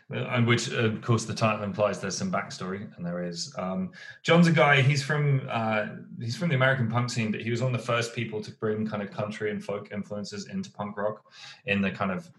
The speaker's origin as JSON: {"language": "English", "country": "United Kingdom", "said": "I'm a Southerner."}